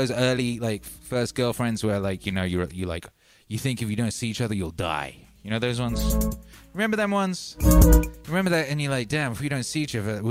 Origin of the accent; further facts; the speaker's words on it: Wales, United Kingdom; moved away; I was raised in Mordor. You know, Mordor. Like, somewhere between Hobbitshire and Mordor. That's basically, like, where I was in Wales.